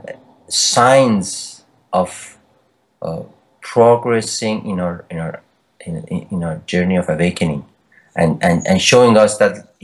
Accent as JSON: {"language": "English", "country": "Iran", "tie": "born or raised there", "also_born_or_lived": "Canada", "moved": "as an adult", "said": "I was born in Iran and lived there for a while and moved to Canada when I was 20"}